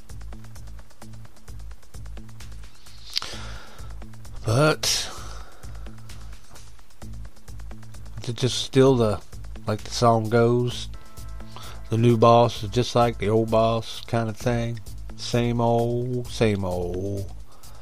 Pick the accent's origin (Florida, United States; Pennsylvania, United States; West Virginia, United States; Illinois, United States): West Virginia, United States; I'm from West Virginia